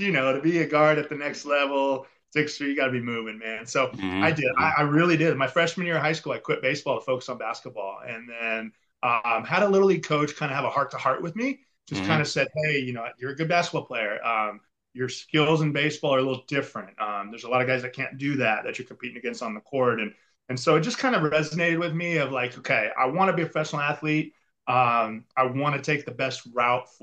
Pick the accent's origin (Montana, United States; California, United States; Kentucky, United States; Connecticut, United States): California, United States; Mission Viejo; I grew up in Southern California and got drafted by the Minnesota Twins out of high school